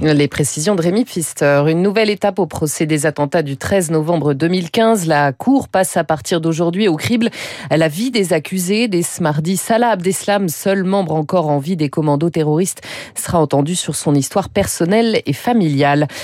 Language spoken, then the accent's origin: French; France; chez nous, en France